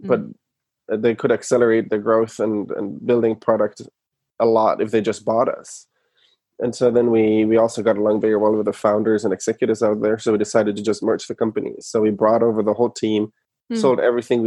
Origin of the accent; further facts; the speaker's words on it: Germany; moved away as an adult; now in United States; I'm from Germany originally. I moved to the US in 2011 to go to business school.